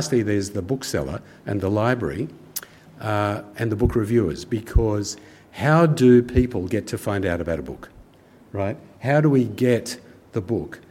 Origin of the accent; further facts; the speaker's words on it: Kings Cross, New South Wales, Australia; I grew up in King's Cross. My parents were kind of refugee immigrants from war-torn Europe, and we lived in a little flat in King's Cross